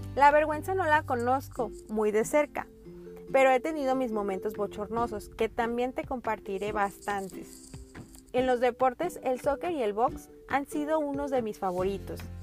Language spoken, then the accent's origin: Spanish; Guadalajara, Jalisco, Mexico; moved away as an adult; now in Puerto Vallarta, Mexico; Soy tapatía, aunque el destino me trajo a Puerto Vallarta ya hace más de 10 años